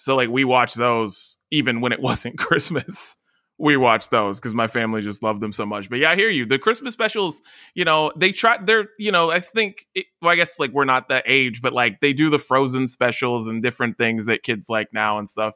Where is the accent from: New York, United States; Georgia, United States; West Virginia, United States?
West Virginia, United States; moved away; I'm from West Virginia